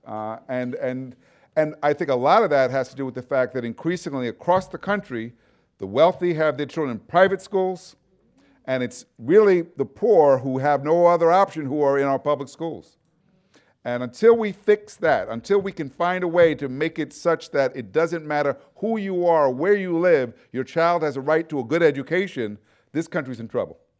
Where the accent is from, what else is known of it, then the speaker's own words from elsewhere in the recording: New York City, New York, United States; moved away; I'm from New York City originally. Uh, lived at, part of the time in Brooklyn, a area called Brownsville